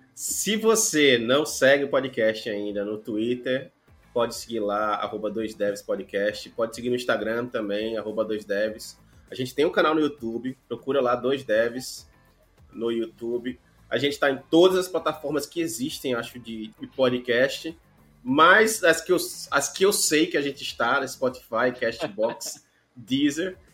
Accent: Rio de Janeiro, Brazil; eu nasci no Rio de Janeiro

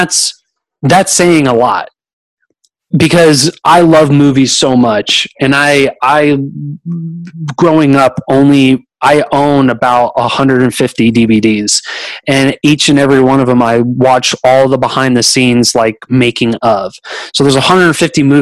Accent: Pleasanton, California, United States; moved away as an adult; now in Austin, United States; I was originally born in a little town called Pleasanton, California, and which is like about 20 minutes east from Castro Valley, and lived there for a whole bunch of years

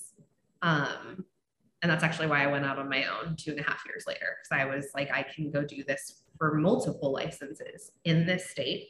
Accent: Seattle, Washington, United States; I grew up in Seattle, my middle school and high school and some of my college years

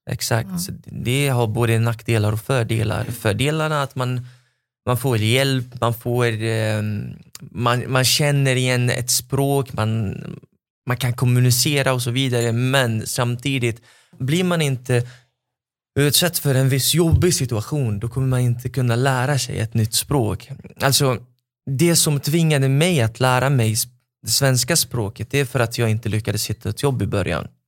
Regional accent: Lebanon; now in Sweden; så det blir som att jag har flyttat från Libanon till Libanon eh, point two.

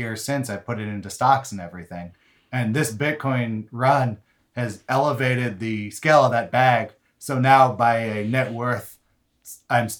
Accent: Berkeley, California, United States; Berkeley, my hometown

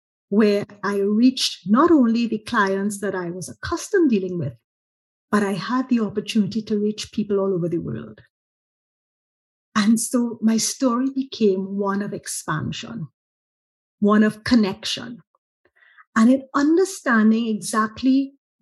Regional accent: Trinidad & Tobago; as a Trinidadian

